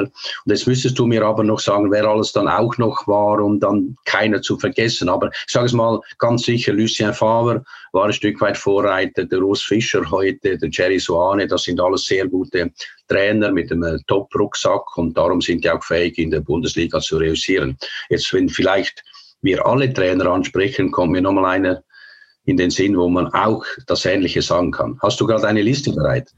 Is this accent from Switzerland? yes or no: yes; Switzerland; moved away as an adult; Aber ich bin natürlich in der Schweiz geboren, habe alles in der Schweiz gemacht.